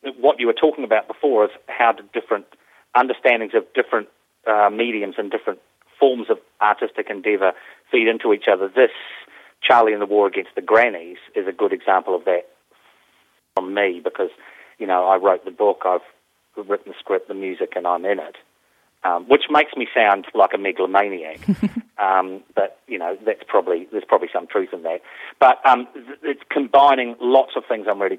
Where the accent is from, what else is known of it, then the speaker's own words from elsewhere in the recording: New Zealand; And I grew up in New Zealand, and I started as a full-time actor in New Zealand